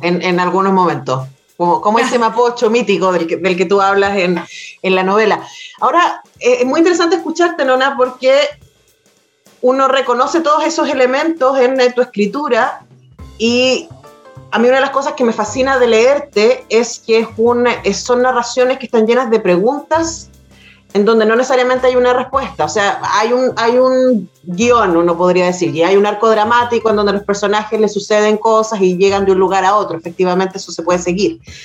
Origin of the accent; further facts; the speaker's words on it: Chile; nos han mentido respecto a quienes somos, a los chilenos